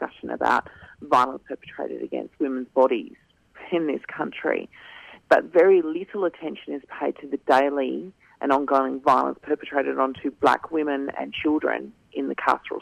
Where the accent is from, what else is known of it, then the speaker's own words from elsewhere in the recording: Kaurna Yerta, South Australia, Australia; I'm a Gunditj Mara woman, born and raised on Kaurna Yerta, and I'm calling in today from Kaurna country